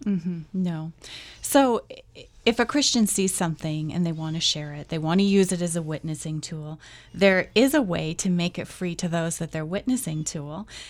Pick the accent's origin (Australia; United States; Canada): Canada; Not because I'm Canadian